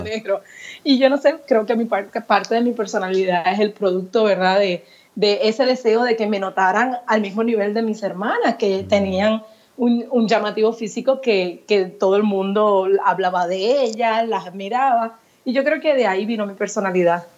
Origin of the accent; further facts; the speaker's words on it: Puerto Rico; yo me crié en Puerto Rico